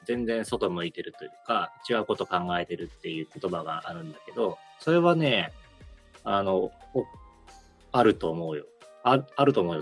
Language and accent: Japanese; Japan; 俺は日本で育ったから、日本、日本民族の空気感持ってる